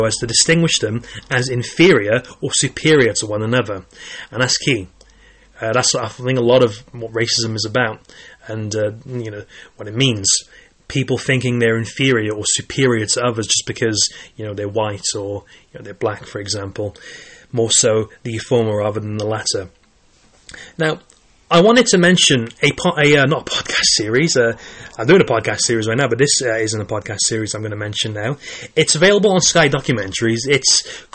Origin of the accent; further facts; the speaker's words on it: Caerphilly, Wales, United Kingdom; I was born in Wales, and I've lived in Wales all my life